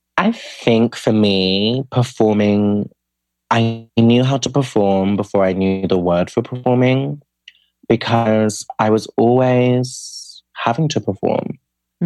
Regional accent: United Kingdom; I'm from the UK, from the accent. Um, and I grew up outside of London in a smaller city, but in the suburbs of the city

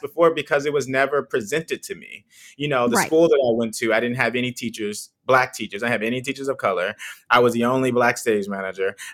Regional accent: Texas, United States; moved away as an adult; also born or lived in St. Louis, Missouri; now in New York, United States; I'm originally from Texas. I grew up on a farm

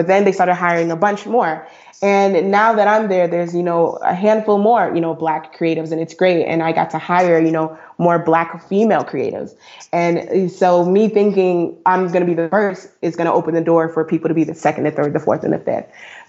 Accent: Brooklyn, New York, United States; she's from Chicago. I'm from Brooklyn. And so, you know, now we're on the West Coast

